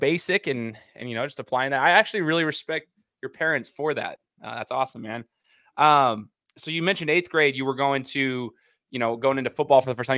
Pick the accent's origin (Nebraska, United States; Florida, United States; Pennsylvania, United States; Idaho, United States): Idaho, United States; Boise; I've been born and raised in Boise